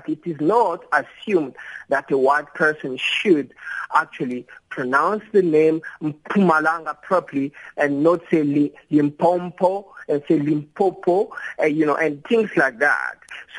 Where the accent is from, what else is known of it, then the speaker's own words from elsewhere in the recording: DR Congo; English is a second language; now in South Africa; when I'm not from South Africa, I'm from Congo. So in the beginning, when I arrived in the country